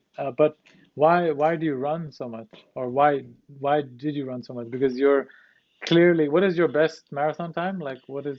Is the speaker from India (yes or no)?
yes; India; I'm Indian